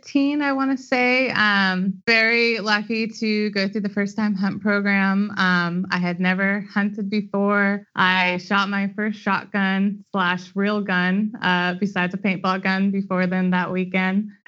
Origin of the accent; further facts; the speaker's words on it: Sacramento, California, United States; moved away as an adult; also born or lived in Nevada / Louisiana / Manitoba; I grew up in Sacramento.